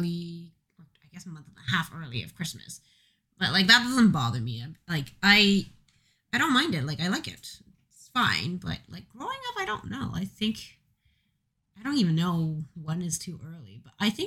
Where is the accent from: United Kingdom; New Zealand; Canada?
Canada; growing up in Canada